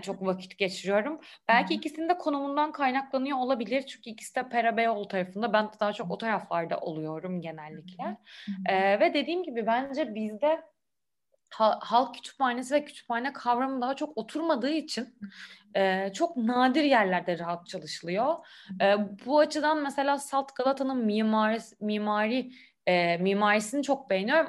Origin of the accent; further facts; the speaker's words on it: Istanbul, Turkey; İstanbul'da doğup büyüdüm.